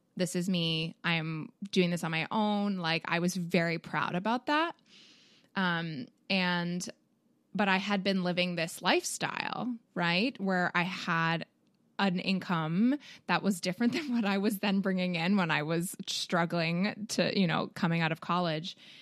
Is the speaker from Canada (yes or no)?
yes; Canada; now in United States; I, being a Canadian